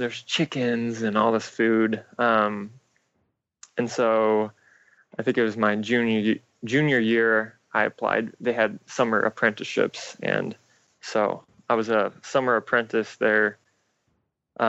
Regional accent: a small town outside of Seattle, Washington, United States; also born or lived in Bellingham, Washington; I grew up in Washington, a small town outside of Seattle, and I went to school up in Bellingham, Washington

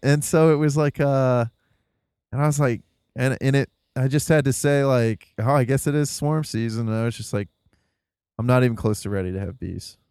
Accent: the Rust Belt, Midwest, United States; being in the Midwest, growing up in the Rust Belt

